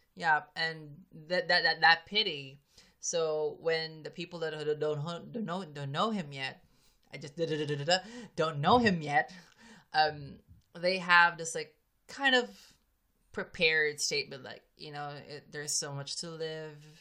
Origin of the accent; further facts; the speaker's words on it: Philippines; I'm a Filipino